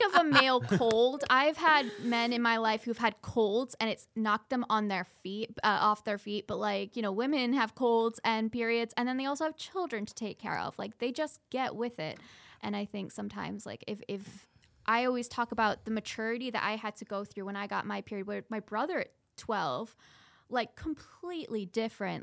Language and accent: English; Scotland, United Kingdom; moved away; I'm from Scotland. I was born there.